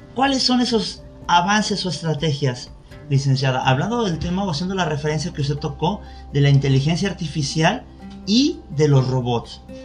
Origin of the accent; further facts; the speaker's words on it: Mexico; los que somos mexicanos y estamos en territorio nacional